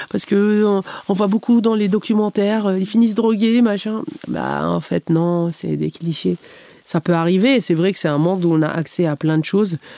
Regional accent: Canada; tous les gens qui perçaient, ils me disaient, tu viens d'où bah, je disais du Canada.

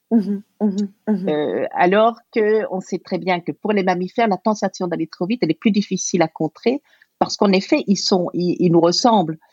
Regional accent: Belgium; je suis belge

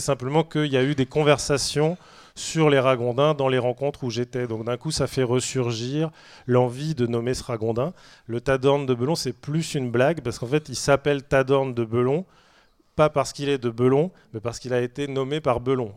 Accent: Saint-Brieuc, Brittany, France; Moi, je suis de Saint-Brieuc, donc c'est vrai que je suis d'une rivière très polluée, puisque je viens du bord du Gouette

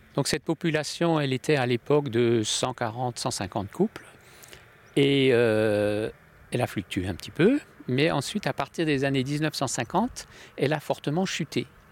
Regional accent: Alsace, Grand Est, France; Depuis mon enfance, il y a toujours eu des cigognes en Alsace

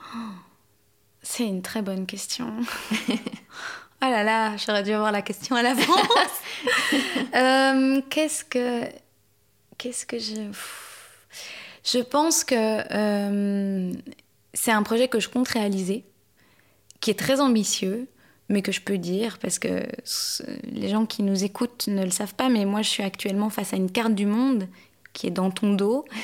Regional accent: Belgium; also born or lived in Canada; now in Paris, France; je suis née en Belgique

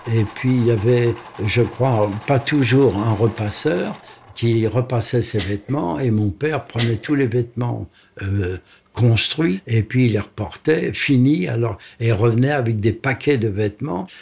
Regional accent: Paris, Île-de-France, France; je suis né à Paris, et à Paris à l'hôpital Rothschild

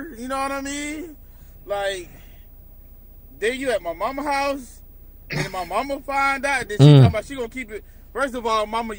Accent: Cleveland, Ohio, United States; I would be jazzed, because I'm from Cleveland.

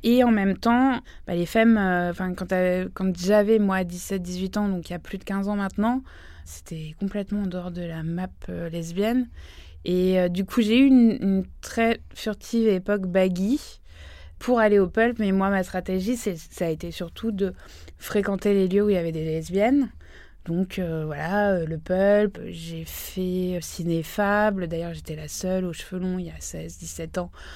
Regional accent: Île-de-France, France; j'ai grandi en Île-de-France

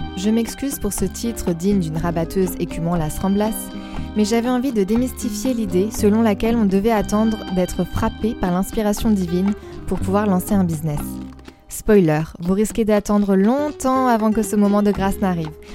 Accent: Poitiers, Nouvelle-Aquitaine, France; dans les rues de ma ville natale, à savoir Poitiers

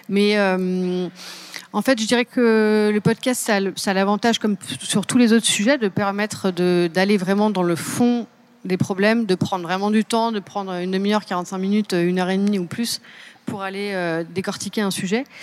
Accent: Seine-et-Marne, Île-de-France, France; Je viens de Seine-et-Marne.

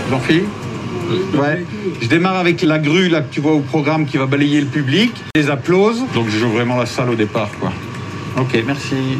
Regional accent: Mirecourt, Grand Est, France; also born or lived in Épinal; now in Brittany, France; Je suis né à Épinal, effectivement, dans les Vosges

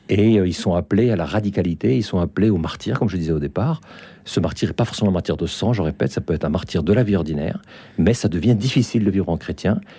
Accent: France; moved away; also born or lived in Finland / Russia; Ça fait quand même 40 ans que j'ai quitté la France. J'ai vécu en Finlande 18 ans. J'ai vécu en Russie 15 ans.

